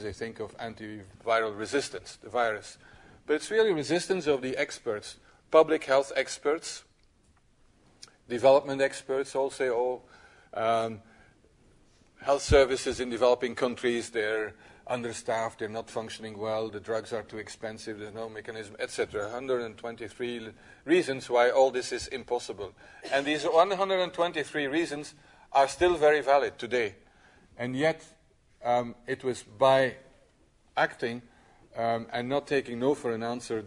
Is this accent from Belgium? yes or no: yes; Belgium; in my country, I'm from Belgium